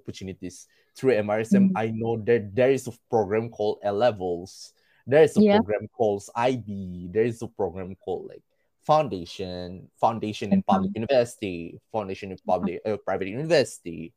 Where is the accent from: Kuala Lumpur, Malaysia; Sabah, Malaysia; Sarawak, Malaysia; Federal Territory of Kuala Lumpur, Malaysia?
Sabah, Malaysia; Sandakan; also born or lived in Tongod, Malaysia; now in Papar, Malaysia; I came from Sandakan.